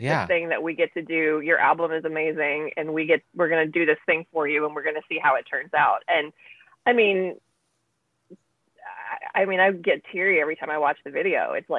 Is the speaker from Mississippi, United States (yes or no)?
yes; Mississippi, United States; I grew up in Mississippi